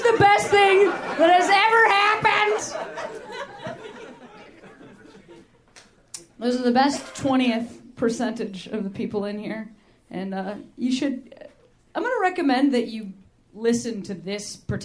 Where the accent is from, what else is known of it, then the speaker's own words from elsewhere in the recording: Chicago, Illinois, United States; also born or lived in Boston; I am from Chicago